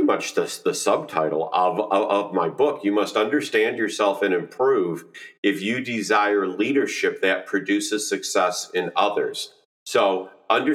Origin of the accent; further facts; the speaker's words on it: Chicago, Illinois, United States; moved away as an adult; now in southern Indiana, United States; I grew up in the Chicagoland area